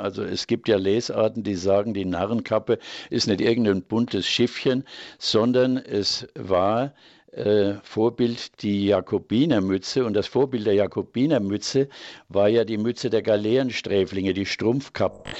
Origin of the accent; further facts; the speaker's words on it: Franconia, Bavaria, Germany; bei uns in Franken